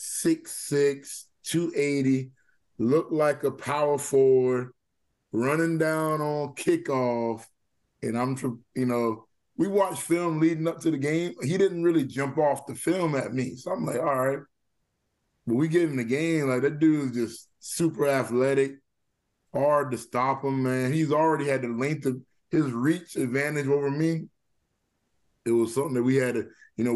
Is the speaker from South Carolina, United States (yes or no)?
yes; Walterboro, South Carolina, United States; now in Charleston, United States; my childhood right there growing up in Walterboro